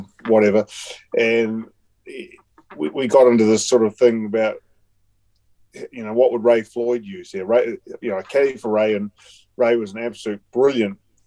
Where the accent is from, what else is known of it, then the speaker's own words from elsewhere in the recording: New Zealand; being a Kiwi